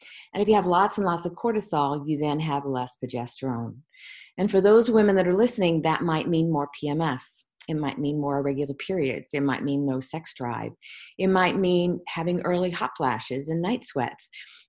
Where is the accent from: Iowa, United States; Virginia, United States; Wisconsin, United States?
Virginia, United States; Virginia Beach; And I grew up in Virginia Beach after that, and Edgar Casey's foundation was there.